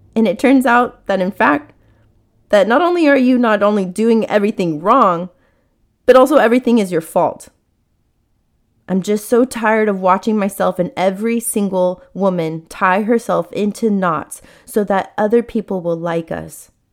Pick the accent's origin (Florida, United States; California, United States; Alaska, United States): California, United States; San Diego; I was born in San Diego, and we grew up in a very modest, humble, simple life